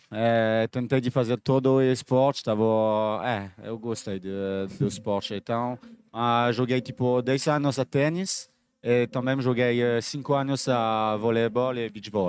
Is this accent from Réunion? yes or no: yes; Réunion; Portuguese is a second language; moved away as an adult; also born or lived in France / Italy; eu é sou de Ilha de Reunião, que é, você sabe, tem um torneio grande todos os anos lá. É uma ilha francesa, mas eu nasci lá é, eh, morei lá tipo até meus 23 anos. Depois é, virou para morar na França